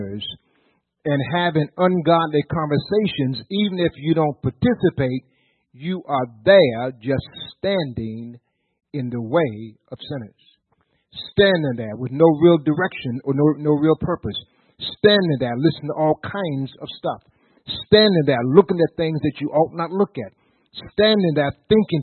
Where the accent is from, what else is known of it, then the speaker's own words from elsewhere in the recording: Virginia, United States; we're from Virginia